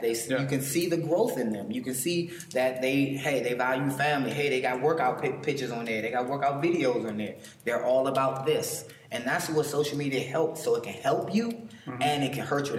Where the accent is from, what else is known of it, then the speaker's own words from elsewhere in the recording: Washington, District of Columbia, United States; I'm from Washington D.C.